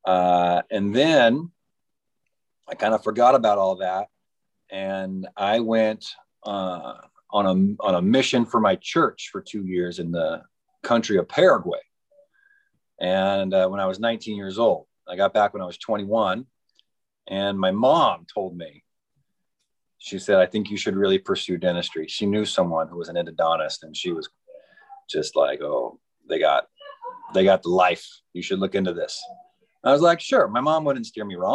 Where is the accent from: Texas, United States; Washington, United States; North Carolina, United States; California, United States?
Washington, United States; Spokane; also born or lived in Colorado Springs, Colorado / San Francisco / Idaho; now in Camas, United States; I grew up in Spokane, Washington.